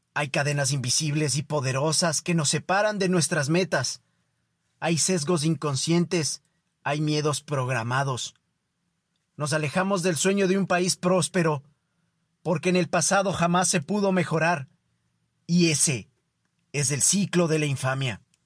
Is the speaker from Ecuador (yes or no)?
yes; Ecuador; para nosotros como ecuatorianos